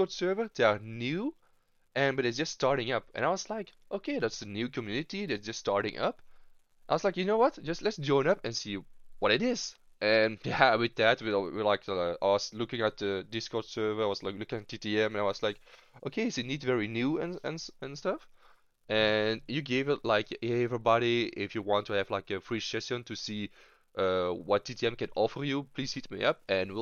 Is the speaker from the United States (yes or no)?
no; Belgium; I am from Belgium